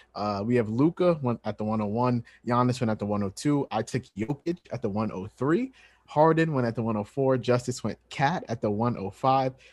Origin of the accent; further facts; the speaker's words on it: New York, United States; I'm from New York